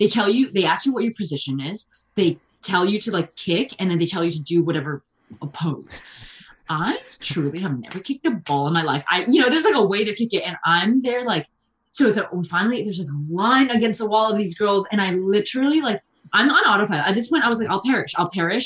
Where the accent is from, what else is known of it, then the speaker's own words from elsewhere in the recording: Bergen County, New Jersey, United States; I'm from Jersey, and I was like in Bergen County, like North Jersey